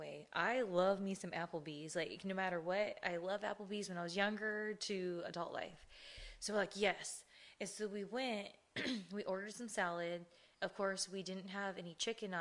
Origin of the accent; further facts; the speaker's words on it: Ontario, California, United States; also born or lived in Chino, California; we grew up in Ontario and Chino